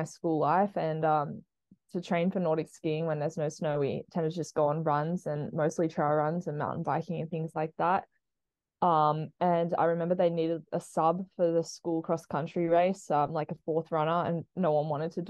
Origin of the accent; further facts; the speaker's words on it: Sydney, New South Wales, Australia; moved away as an adult; also born or lived in Boise, Idaho, United States; now in Colorado, United States; I currently live in Colorado, but I grew up in Sydney, Australia